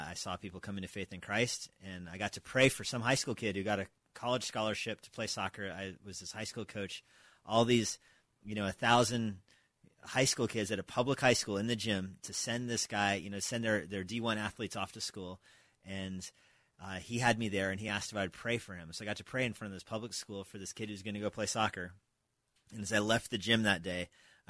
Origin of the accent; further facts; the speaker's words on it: New Mexico, United States; moved away as an adult; also born or lived in Albuquerque / Philippines; now in Springfield, Virginia, United States; I grew up in New Mexico, came to faith in New Mexico, went to the University of New Mexico